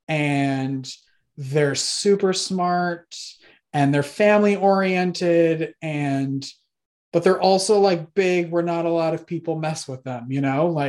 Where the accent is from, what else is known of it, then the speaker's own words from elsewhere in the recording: Wisconsin, United States; I grew up in Wisconsin